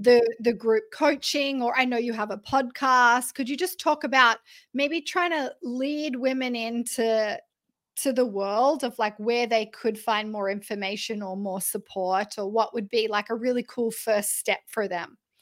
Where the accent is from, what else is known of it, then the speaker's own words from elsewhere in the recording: Australia; I'm Australian